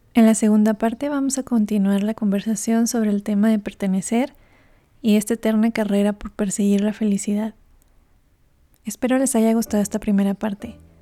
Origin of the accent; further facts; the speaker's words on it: Mexico; moved away as an adult; me abren las puertas por ser mexicana